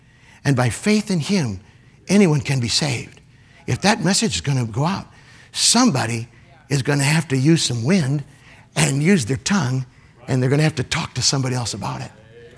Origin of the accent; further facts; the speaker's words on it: Michigan, United States; moved away; Up where we grew up in Michigan, that would have been tornado.